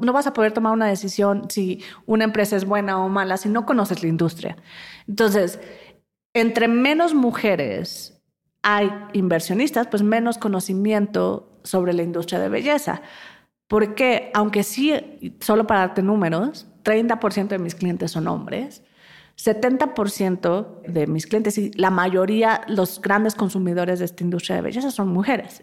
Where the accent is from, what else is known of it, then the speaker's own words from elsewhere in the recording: Mexico; moved away as an adult; also born or lived in London; como mexicanos